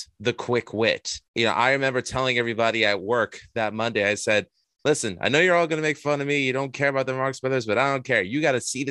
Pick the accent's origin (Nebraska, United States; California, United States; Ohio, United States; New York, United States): New York, United States; New York City; I'm from Astoria, Queens, originally born and bred.